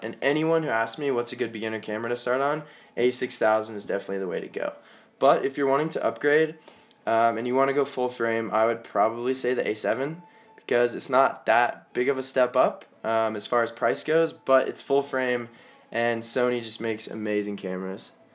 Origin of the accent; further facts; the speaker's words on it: Colorado, United States; I'm from Colorado, and that's where I am right now.